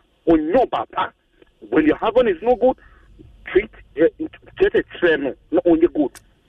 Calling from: United States; I'm calling from United States of Kisema.

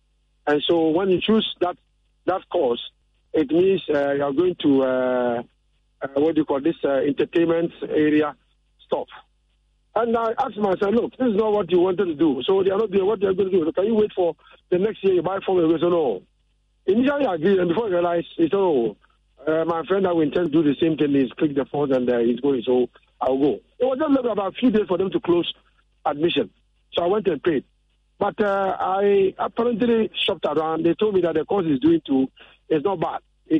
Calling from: Ashaiman Estate, Greater Accra, Ghana; I'm calling from Ashoman Estate.

